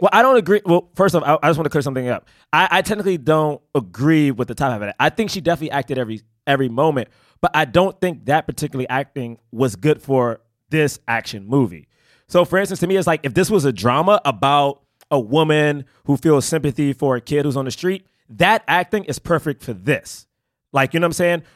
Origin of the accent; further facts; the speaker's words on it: Washington, District of Columbia, United States; I grew up in Southeast D C